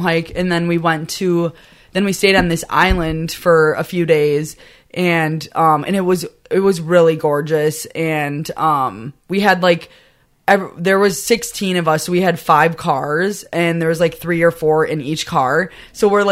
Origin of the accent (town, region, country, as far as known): Wisconsin, United States